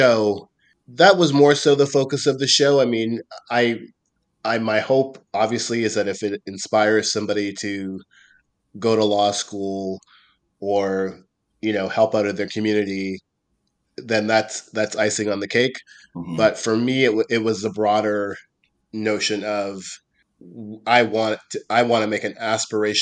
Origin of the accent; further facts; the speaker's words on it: Halifax, Nova Scotia, Canada; I'm originally from Halifax, Nova Scotia. Mm-hmm. My family's been there for generations.